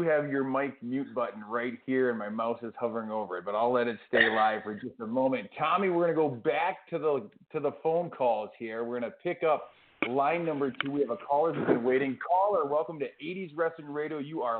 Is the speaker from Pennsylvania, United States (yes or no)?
no; Minnesota, United States; I'm from Minnesota, so I'm a big AWA fan